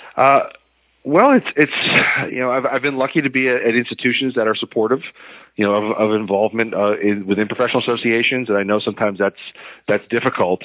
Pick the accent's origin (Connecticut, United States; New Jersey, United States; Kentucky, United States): Connecticut, United States; I'm from Connecticut originally